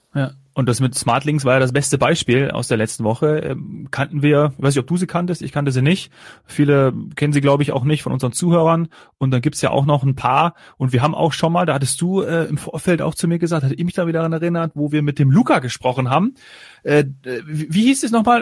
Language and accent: German; Kassel, Hesse, Germany; aus meiner Heimatregion Kassel-Calden